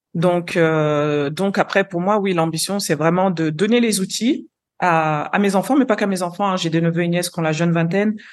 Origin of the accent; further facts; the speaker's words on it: Lyon, Auvergne-Rhône-Alpes, France; moved away as an adult; also born or lived in London / Brazil / Curaçao; now in Nigeria; moi, je suis née, j'ai grandi à Lyon, d'origine capverdienne